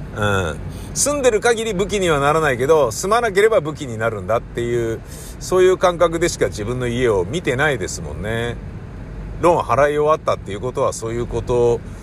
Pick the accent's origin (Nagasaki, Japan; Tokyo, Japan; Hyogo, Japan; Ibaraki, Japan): Tokyo, Japan; also born or lived in Kichijoji, Musashino; 東京のね、中野区大和町の、まあ、使ってた駅は高円寺だけど、中野区大和町で育ったんですけど